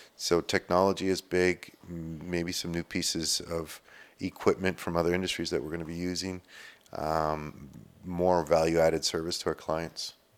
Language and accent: English; Sudbury, Ontario, Canada; I'm born and raised in Sudbury